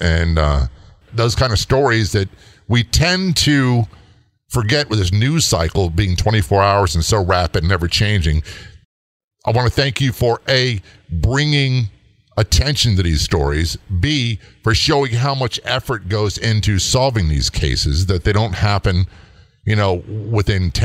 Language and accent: English; Virginia, United States; I grew up in Virginia